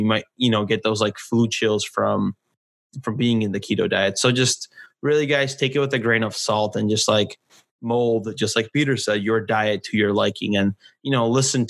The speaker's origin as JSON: {"language": "English", "country": "Poland", "tie": "born or raised there", "moved": "yes", "lives_now": "California, United States", "said": "I was born in Poland"}